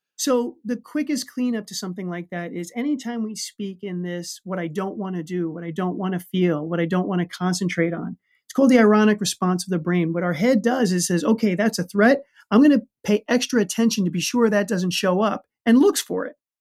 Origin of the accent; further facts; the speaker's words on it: New York City, New York, United States; I grew up in the Bronx